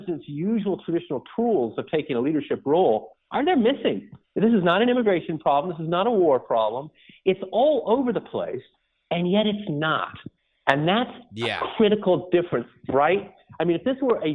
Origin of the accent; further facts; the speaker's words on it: New York, United States; I'm a New Yorker